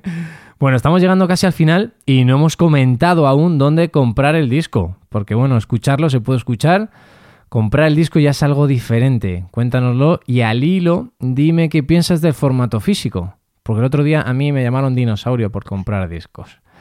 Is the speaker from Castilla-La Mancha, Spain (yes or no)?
yes; Castilla-La Mancha, Spain; nosotros somos manchegos también, tanto Mario Mora como yo